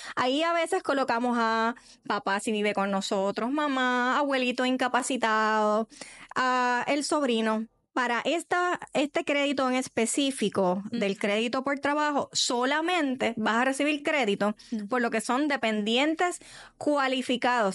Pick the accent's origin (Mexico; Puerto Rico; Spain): Puerto Rico; como cultura boricua, puertorriqueña